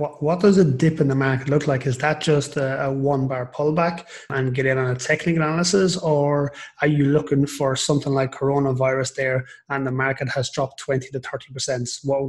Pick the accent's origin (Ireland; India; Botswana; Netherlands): Ireland; moved away; Obviously, I'm Irish